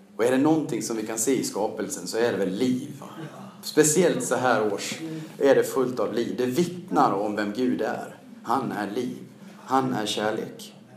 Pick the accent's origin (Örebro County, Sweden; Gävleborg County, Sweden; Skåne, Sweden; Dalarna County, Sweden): Dalarna County, Sweden; Siljansnäs; born or raised there; also born or lived in Mora; now in Stockholm, Sweden